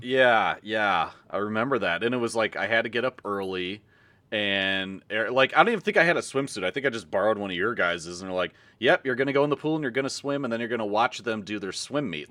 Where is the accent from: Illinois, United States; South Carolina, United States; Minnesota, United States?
Illinois, United States; Carol Stream; I grew up in Carroll Stream-ish area.